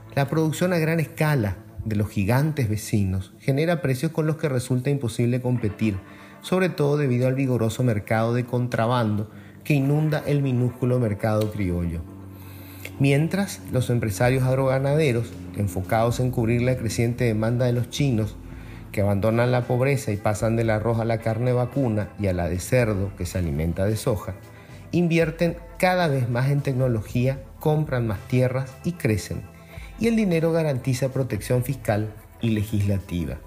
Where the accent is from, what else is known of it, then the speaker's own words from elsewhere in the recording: Paraguay; Somos todos los paraguayos o paraguayas